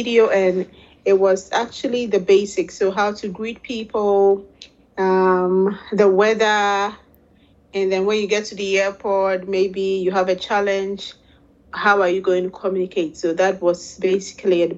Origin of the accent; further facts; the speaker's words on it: Ghana; moved away as an adult; now in Netherlands; I'm originally from Ghana, West Africa. And I live now in the Netherlands, Holland